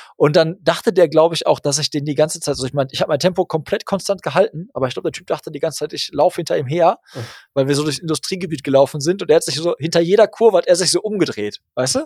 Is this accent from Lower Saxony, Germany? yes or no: no; Hagen, North Rhine-Westphalia, Germany; in meine Heimatstadt Hagen